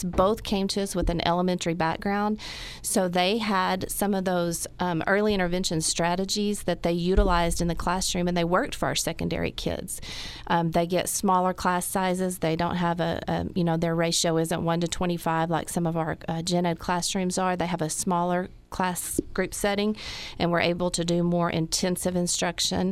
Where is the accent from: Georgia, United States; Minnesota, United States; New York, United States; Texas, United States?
Texas, United States; Dalhart; I was born and raised in Dalhart